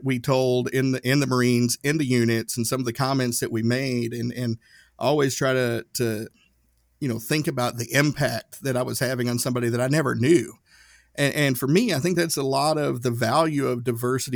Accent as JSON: {"language": "English", "region": "Northeast Tennessee", "country": "United States", "tie": "born or raised there", "moved": "as an adult", "said": "growing up in Northeast Tennessee"}